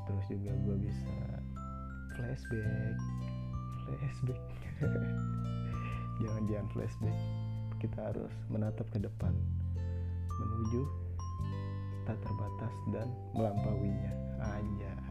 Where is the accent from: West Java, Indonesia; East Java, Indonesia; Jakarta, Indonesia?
Jakarta, Indonesia; gue gue gue juga orang asli Betawi gue tapi kan namanya gue anak milenial ya